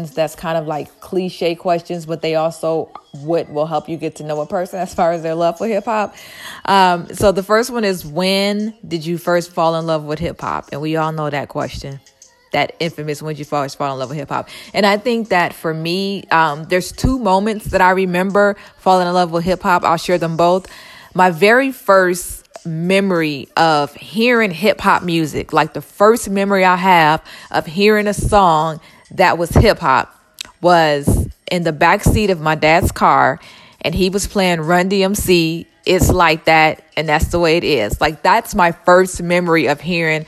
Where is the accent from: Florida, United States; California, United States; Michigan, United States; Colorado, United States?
Michigan, United States; Detroit; I am from Detroit, Michigan